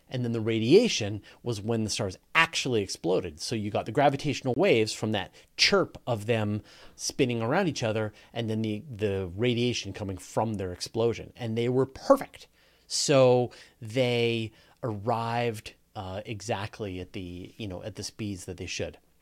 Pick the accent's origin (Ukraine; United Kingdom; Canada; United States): Canada; accent: Canadian; I'm Canadian and I pronounce everything wrong